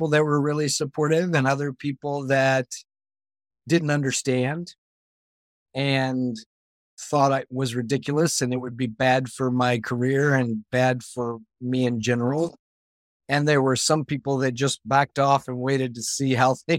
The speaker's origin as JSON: {"language": "English", "area": "Bible Belt", "region": "Southern United States", "country": "United States", "tie": "born or raised there", "said": "growing up in the Bible Belt"}